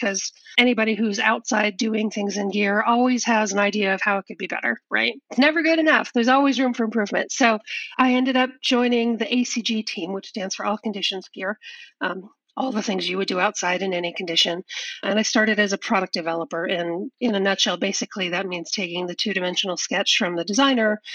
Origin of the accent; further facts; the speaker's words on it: Southern California, United States; now in Portland, United States; I'd grown up in Southern California, which is where our mutual friend lived